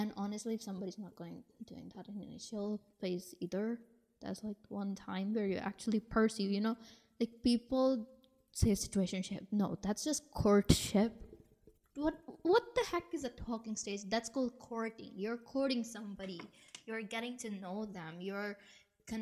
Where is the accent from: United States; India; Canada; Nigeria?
India; me being born and raised in India